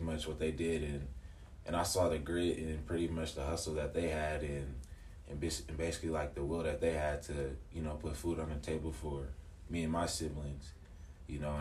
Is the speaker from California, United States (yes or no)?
no; Seattle, Washington, United States; born and raised in Seattle, Washington